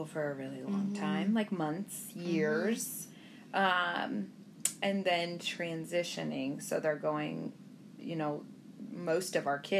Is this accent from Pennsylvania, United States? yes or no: no; Indiana, United States; also born or lived in Michigan; I moved from Michigan to Indiana. I was the new kid, and it was like fourth, fifth grade